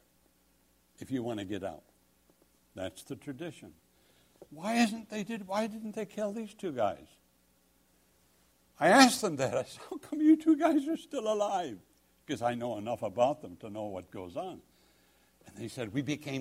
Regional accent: England, United Kingdom; I'm English.

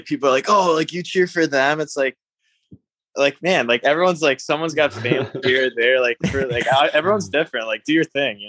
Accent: Ohio, United States; also born or lived in Minnesota / Boston / Maryland; But like, I only lived in Maryland for like 3 years. Like I grew up in Ohio mostly.

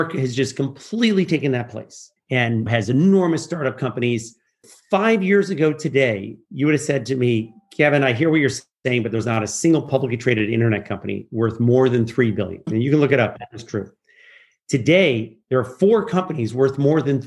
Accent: Geneva, Switzerland; I grew up in Geneva

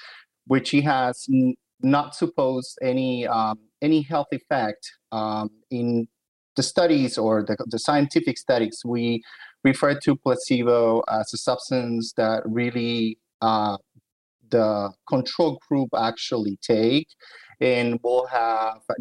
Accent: Philadelphia, Pennsylvania, United States; moved away as an adult; also born or lived in New Haven, Connecticut; I'm originally from Philadelphia, so I stayed in the Northeast

